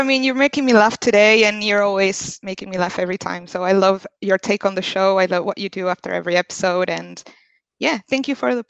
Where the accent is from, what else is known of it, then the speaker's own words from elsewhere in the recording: Argentina; I'm from Argentina